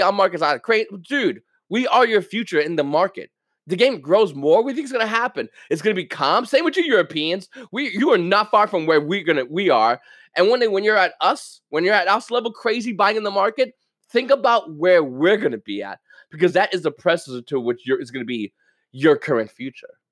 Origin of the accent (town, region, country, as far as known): United States